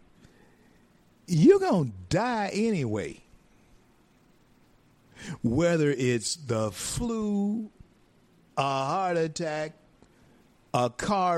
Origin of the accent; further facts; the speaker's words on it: northern Louisiana, United States; also born or lived in Grand Cane, Louisiana; I'm from northern Louisiana.